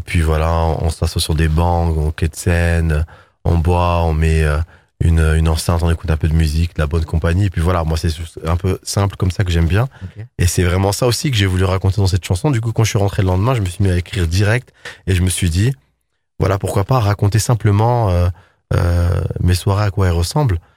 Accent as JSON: {"language": "French", "town": "Paris", "region": "Île-de-France", "country": "France", "said": "je suis parisien"}